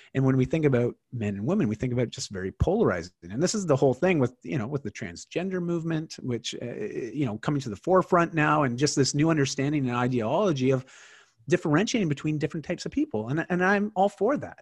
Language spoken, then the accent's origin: English; Canada; I'm Canadian